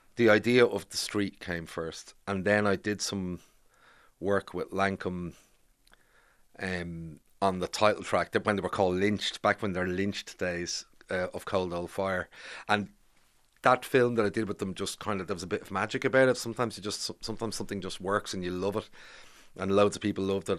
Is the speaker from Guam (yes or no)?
no; Bray, Leinster, Ireland; moved away as an adult; also born or lived in Grangegorman, Dublin; now in Dublin, Ireland; I grew up in Bray